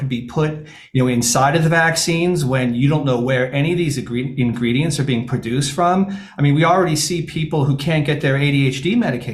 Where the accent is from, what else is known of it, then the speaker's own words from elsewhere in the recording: Syracuse, New York, United States; I'm from Syracuse